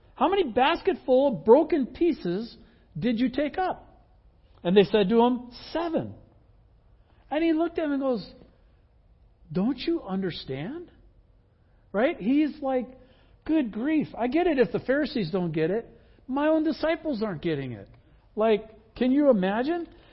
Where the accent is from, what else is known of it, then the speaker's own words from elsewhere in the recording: Midwest, United States; I grew up in the Midwest